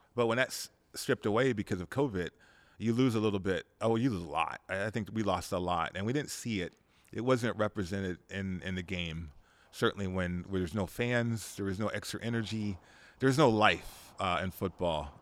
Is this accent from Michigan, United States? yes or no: no; Las Vegas, Nevada, United States; growing up in Vegas, we were a town, we had about a hundred, fifty thousand, two hundred thousand people here.